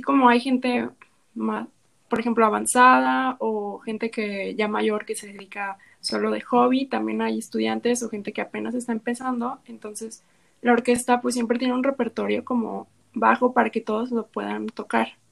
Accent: La Paz, Baja California Sur, Mexico; moved away as an adult; now in Guadalajara, Mexico; yo soy Baja California

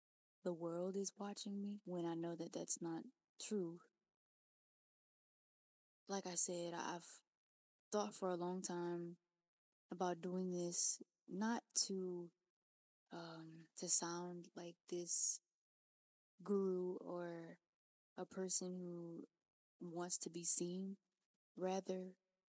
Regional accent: Louisiana, United States; I'm from Louisiana, and you know, I grew up with a tight-knit family.

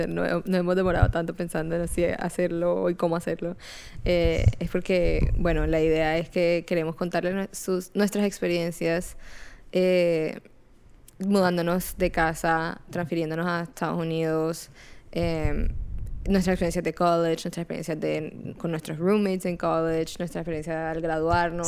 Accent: Barranquilla, Atlántico, Colombia; now in Jacksonville, United States; yo soy colombiana, soy de Barranquilla

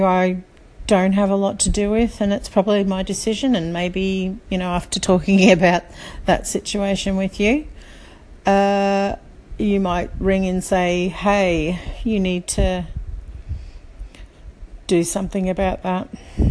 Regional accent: Australia; also born or lived in Sydney; now in Brisbane, Australia; So I'm from Australia, if you haven't already guessed, currently living in Brisbane. And I think what for me happened is in 2013 was our move from Sydney to Brisbane.

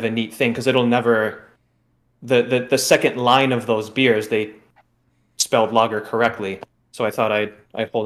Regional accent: Wisconsin, United States; I said I was from Wisconsin

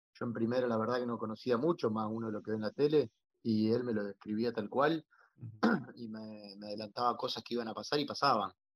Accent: Rafaela, Santa Fe, Argentina; moved away as an adult; also born or lived in Tenerife, Spain; now in Mallorca, Spain; Rafaela, mi ciudad natal

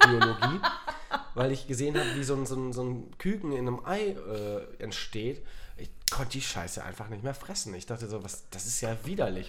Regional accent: North Sea coast, Germany; moved away; ich bin ja an der, an der Nordsee ähm, aufgewachsen

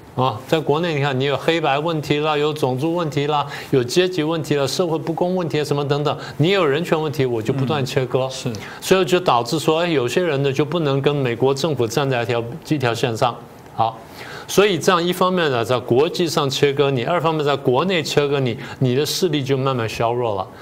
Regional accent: Taiwan; 我们台湾人

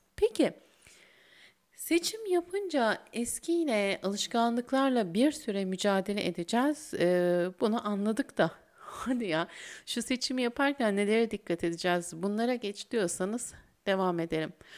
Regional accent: İzmir, Turkey; bir İzmirli olarak

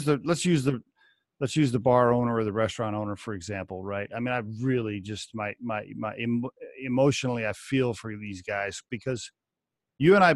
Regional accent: Oklahoma, United States; moved away; also born or lived in Texas; I grew up in Oklahoma

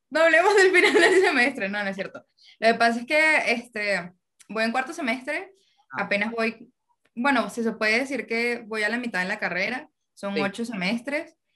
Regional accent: Venezuela; Hasta que llegó un punto que dije, voy a poner un cartel en la pared que diga, soy venezolana.

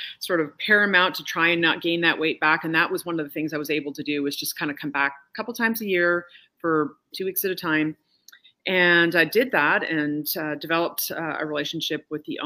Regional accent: Calgary, Alberta, Canada; moved away as an adult; I'm also Canadian and from Calgary, and so it was a big move to come here.

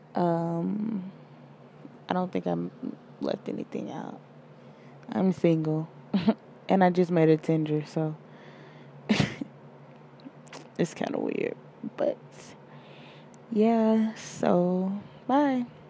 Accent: Georgia, United States; I'm from Georgia

